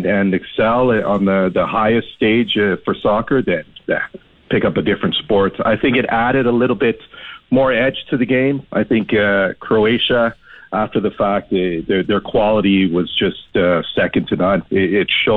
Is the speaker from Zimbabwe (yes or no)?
no; Jamaica; now in Canada; growing up in Jamaica